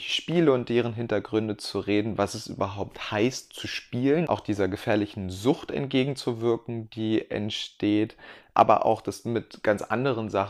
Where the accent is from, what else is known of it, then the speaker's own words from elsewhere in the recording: Hildesheim, Lower Saxony, Germany; now in Munich, Germany; Ich bin …, schon gesagt, und komme aus Niedersachsen, aus der Kleinstadt Hildesheim. Ähm, inzwischen bin ich allerdings in München